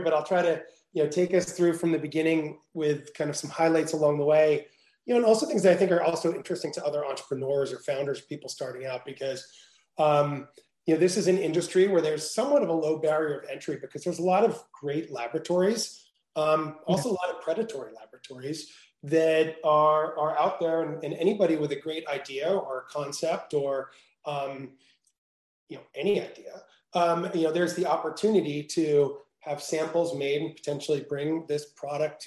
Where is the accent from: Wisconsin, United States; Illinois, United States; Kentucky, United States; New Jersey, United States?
New Jersey, United States; moved away as an adult; also born or lived in Venice, California; I grew up in New Jersey